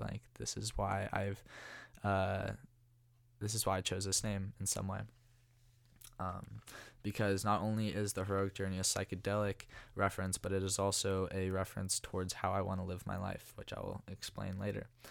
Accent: Walnut Creek, California, United States; I'm from Walnut Creek originally. Um, born and raised, went to De La Salle.

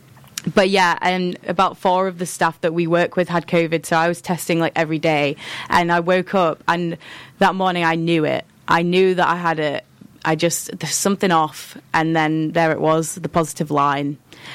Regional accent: Yorkshire and the Humber, United Kingdom; I am from Yorkshire in England. Yorkshire in England.

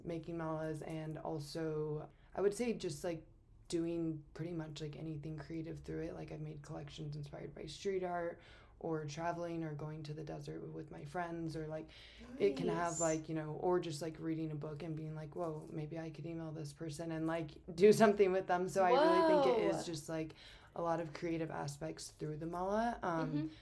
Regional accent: Aurora, Colorado, United States; also born or lived in Denver / Fort Collins / Grand Junction; I was born in Aurora in Colorado, so I've been in Colorado my whole life.

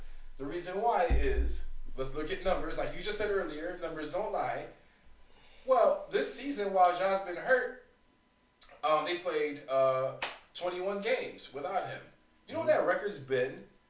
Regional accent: Chicago, Illinois, United States; I understand we're from Chicago

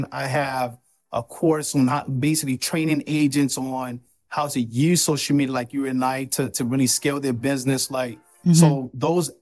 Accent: Nigeria; I'm from Nigeria

